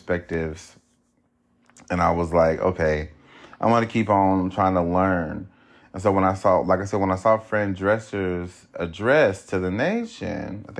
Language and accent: English; United States; being African American